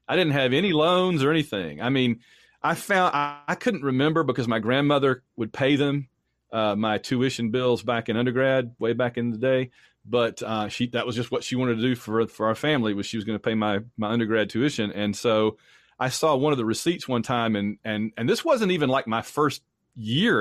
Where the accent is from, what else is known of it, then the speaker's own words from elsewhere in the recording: Sylacauga, Alabama, United States; moved away as an adult; also born or lived in Auburn, Alabama / Atlanta, Georgia; now in Illinois, United States; I'm originally from Sylacauga, Alabama